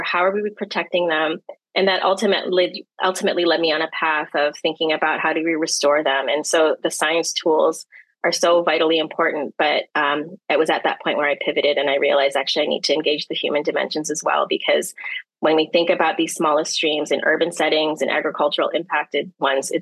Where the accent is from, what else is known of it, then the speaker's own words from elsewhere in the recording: Toronto, Ontario, Canada; also born or lived in Manila, Philippines; now in Windsor, Canada; I grew up on the shores of Lake Ontario in the east side, east end of the city of Toronto